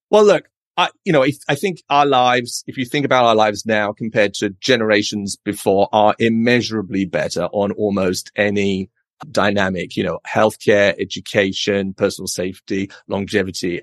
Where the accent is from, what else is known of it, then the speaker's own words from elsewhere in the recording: United Kingdom; moved away as an adult; also born or lived in London; now in San Francisco, United States; as you can probably tell from my accent. I'm a Brit.